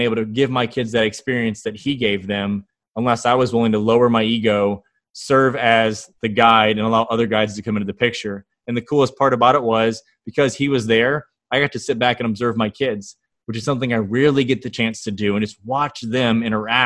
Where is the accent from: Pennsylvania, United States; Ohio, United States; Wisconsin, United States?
Ohio, United States; Northwest; moved away; I grew up in Northwest Ohio, fished on lakes and rivers